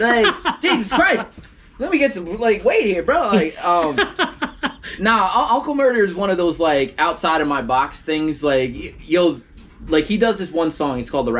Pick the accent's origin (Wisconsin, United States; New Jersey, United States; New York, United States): New Jersey, United States; I'm from Jersey, bro.